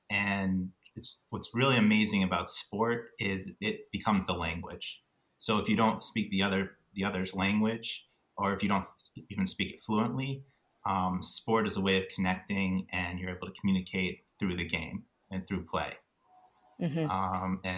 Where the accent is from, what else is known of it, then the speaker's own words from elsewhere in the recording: Midwest, United States; Because I moved around a lot growing up in the States. I lived all over the Midwest.